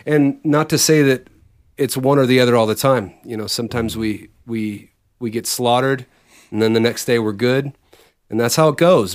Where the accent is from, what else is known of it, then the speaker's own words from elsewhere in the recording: Bay Area, California, United States; originally we grew up in the Bay Area